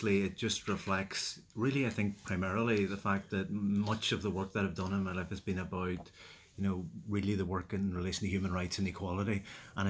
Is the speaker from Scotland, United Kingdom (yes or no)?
no; Derry, Northern Ireland, United Kingdom; growing up in Derry in the 70s and 80s, you know, very much lived through the conflict